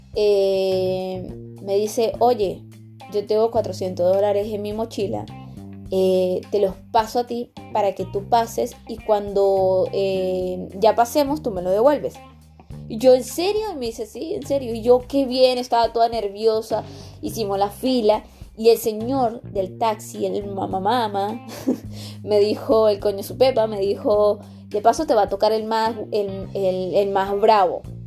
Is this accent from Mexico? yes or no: no; Venezuela; moved away as an adult; now in Talca, Chile; Soy venezolana, vivo en Chile, en Talquita